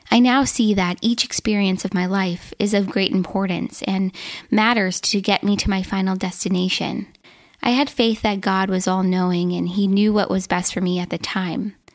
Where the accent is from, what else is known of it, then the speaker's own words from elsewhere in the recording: Minnesota, United States; I was born and raised in Minnesota, where I currently live.